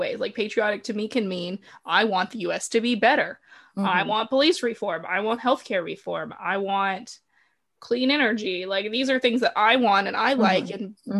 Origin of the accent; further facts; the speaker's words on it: the South, United States; moved away as an adult; now in Japan; my home state in a way because it's like, it's in the South